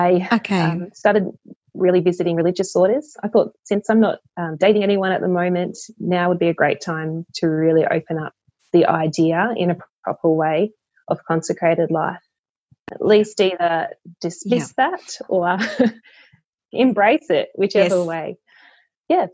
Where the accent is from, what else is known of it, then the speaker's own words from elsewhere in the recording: Australia; also born or lived in Queensland; I grew up in the Canberra Goulburn Diocese